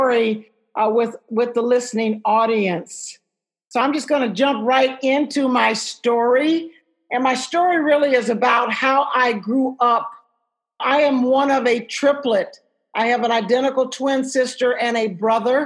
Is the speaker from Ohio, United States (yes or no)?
yes; Dayton, Ohio, United States; I'm from Dayton, Ohio